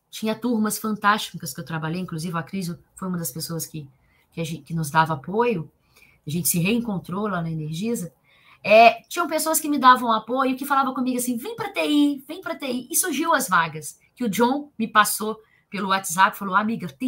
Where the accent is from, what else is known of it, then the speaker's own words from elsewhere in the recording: Leopoldina, Minas Gerais, Brazil; eu sou de Leopoldina, cidade pequena, pessoa tem pouco conhecimento, olha onde eu vim parar.